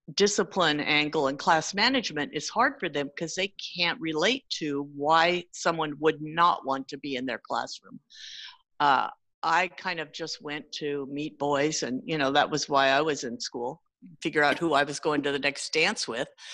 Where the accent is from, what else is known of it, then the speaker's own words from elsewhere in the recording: San Jose, California, United States; also born or lived in Sunnyvale, California; I grew up in Sunnyvale for a while and then San Jose, the Almaden area. So I'm definitely a California kid